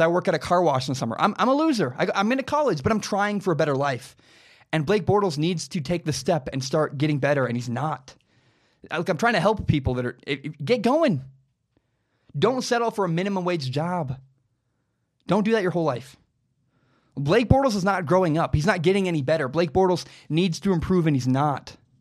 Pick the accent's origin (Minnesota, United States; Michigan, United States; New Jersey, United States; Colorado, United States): Minnesota, United States; I grew up in Minnesota.